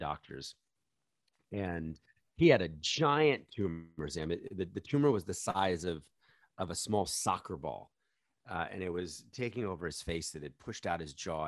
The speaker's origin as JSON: {"language": "English", "town": "New York City", "region": "New York", "country": "United States", "said": "I'm from New York City. My local stadium is Madison Square Garden"}